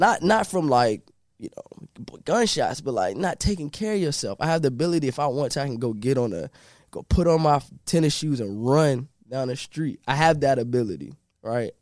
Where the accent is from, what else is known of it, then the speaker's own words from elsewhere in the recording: Norfolk, Virginia, United States; Originally, I'm from Norfolk, and I grew up in a place called Park Place